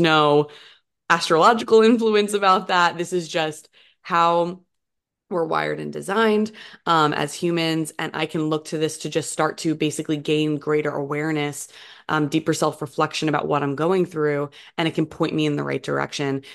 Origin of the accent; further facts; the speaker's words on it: New Jersey, United States; moved away; I grew up over in New Jersey on the East Coast of the U S